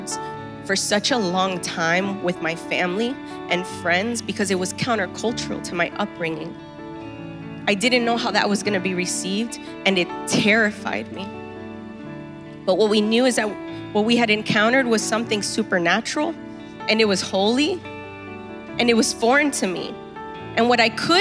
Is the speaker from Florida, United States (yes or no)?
yes; Miami, Florida, United States; when you're born and raised in Miami